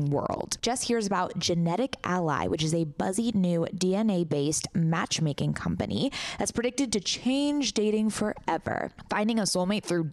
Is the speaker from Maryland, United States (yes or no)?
no; San Diego, California, United States; I am actually from San Diego, born and raised.